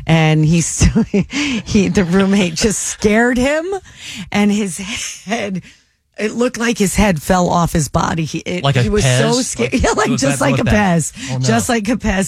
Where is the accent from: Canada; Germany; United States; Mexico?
United States; Connecticut; moved away as an adult; also born or lived in Ohio; now in Cincinnati, United States; Connecticut, born and raised in Connecticut.